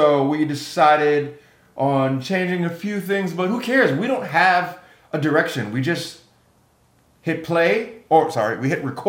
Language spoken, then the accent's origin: English; Jamaica; For those who don't know, I'm Jamaican.